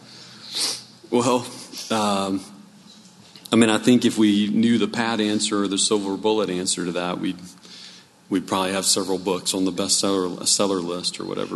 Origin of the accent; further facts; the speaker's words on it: New Orleans, Louisiana, United States; I grew up in New Orleans